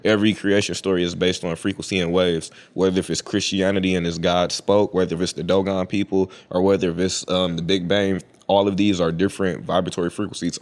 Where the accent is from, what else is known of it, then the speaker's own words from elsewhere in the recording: United States; I'm an American Indian.